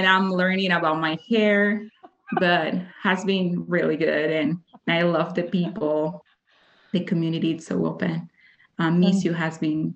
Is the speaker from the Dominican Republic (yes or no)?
yes; Dominican Republic; English is a second language; moved away as an adult; now in Utah, United States; I'm from Dominican Republic